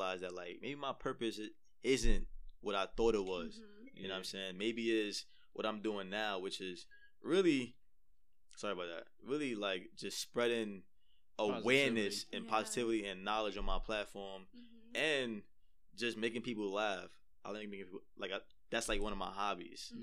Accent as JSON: {"language": "English", "town": "New York City", "region": "New York", "country": "United States", "tie": "born or raised there", "said": "I'm from the East, born and raised in the East."}